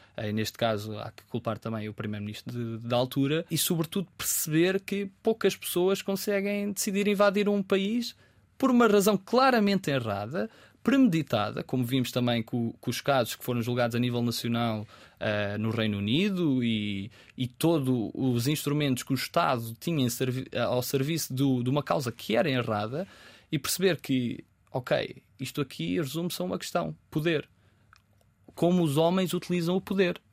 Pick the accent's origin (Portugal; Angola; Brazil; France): Portugal; Pinhal Novo, Setúbal; moved away; also born or lived in Lajes, Terceira, Azores; quando cresci no Punhal Novo, antes de ir para os Açores